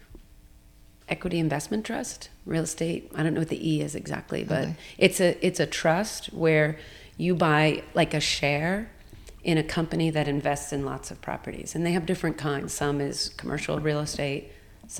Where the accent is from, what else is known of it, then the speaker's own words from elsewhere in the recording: United States; also born or lived in Hong Kong / New York; I am American